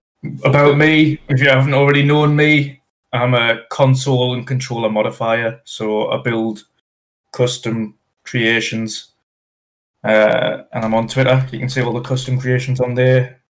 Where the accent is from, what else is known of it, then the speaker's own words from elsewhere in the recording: North East England, United Kingdom; accent: Geordie; I am from the Northeast.